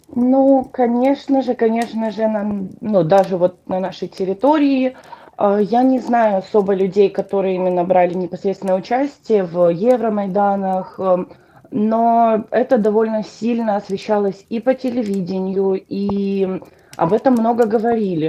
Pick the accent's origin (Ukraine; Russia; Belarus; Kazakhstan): Ukraine; Donetsk Oblast; first language Russian; moved away as an adult; now in United States; Родилась я в Донецкой области, в таком маленьком городке, даже можно сказать маленьком поселке